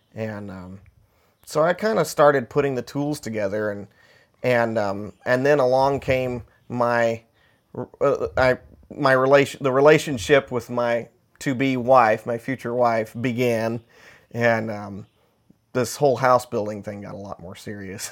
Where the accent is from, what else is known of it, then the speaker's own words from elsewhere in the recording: Middle Tennessee, United States; where I grew up in Middle Tennessee